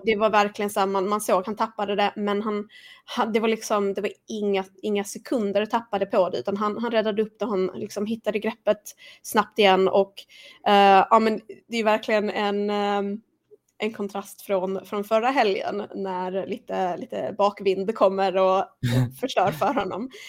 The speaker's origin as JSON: {"language": "Swedish", "country": "Sweden", "said": "som svensk"}